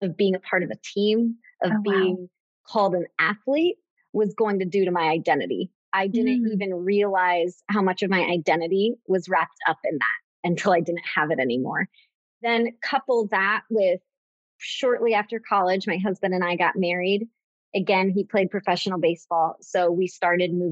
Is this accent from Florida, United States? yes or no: yes; Tampa, Florida, United States; also born or lived in Gainesville, Florida; I grew up in Tampa, Florida